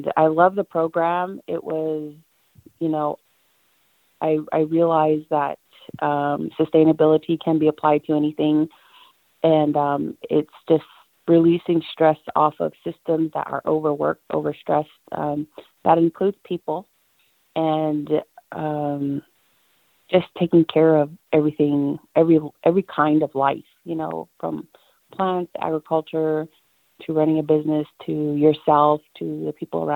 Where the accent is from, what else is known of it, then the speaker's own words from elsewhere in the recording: Coalmine Mesa, Arizona, United States; I am originally from the Comine Mesa, Arizona area